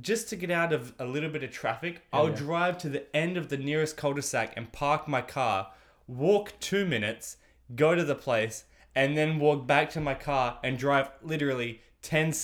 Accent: Australia; I'm the Australian because I sound like one of them

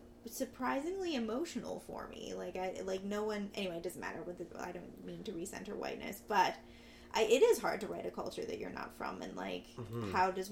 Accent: Vancouver, British Columbia, Canada; I grew up here. I grew up in Vancouver.

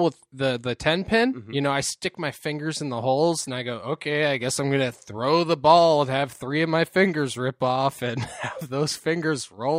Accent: New England, United States; we're from New England.

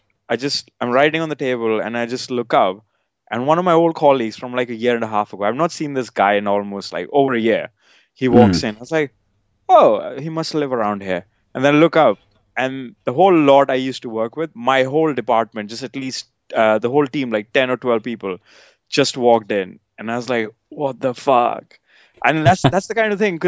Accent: outskirts of Delhi, India; moved away as an adult; now in United Kingdom; I grew up in India, based near Delhi, outskirts of Delhi

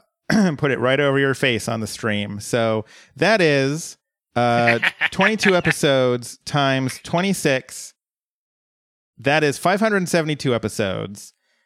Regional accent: Colorado, United States; moved away; She lived in my hometown back in Colorado.

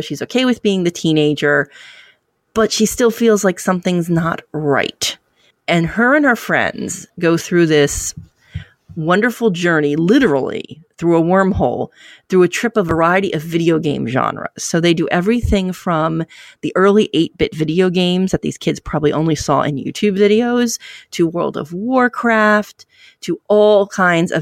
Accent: New Jersey, United States; my home state of New Jersey

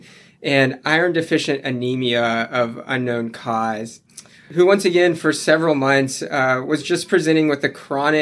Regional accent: South Alabama, United States; moved away as an adult; also born or lived in Denver, Colorado; moved to South Alabama when I was a kid, went to medical school at the University of South Alabama

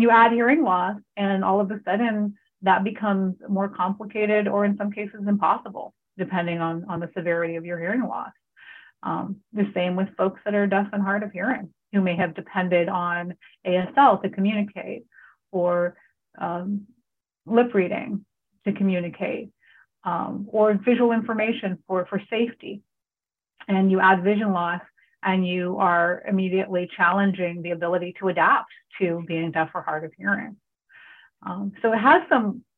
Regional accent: California, United States; moved away; also born or lived in Hawaii; I grew up in California

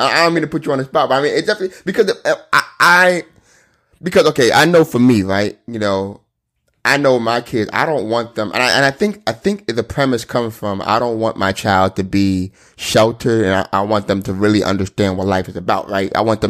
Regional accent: Nigeria; I know I'm Nigerian, right?

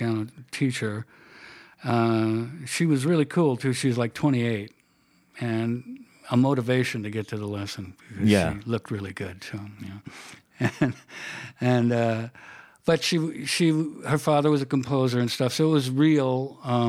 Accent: Anaheim, California, United States; I grew up in Orange County

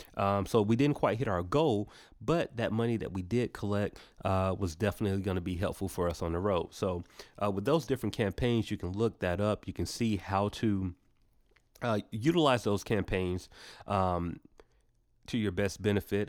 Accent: Atlanta, Georgia, United States; we're, we're from Atlanta

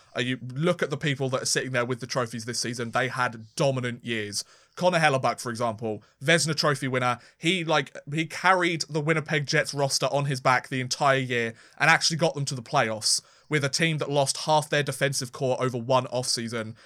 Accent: United Kingdom

